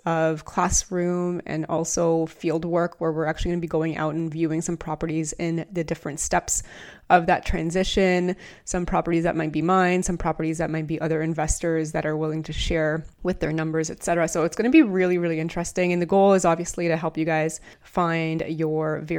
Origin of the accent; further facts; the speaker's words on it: Canada; I'm from Canada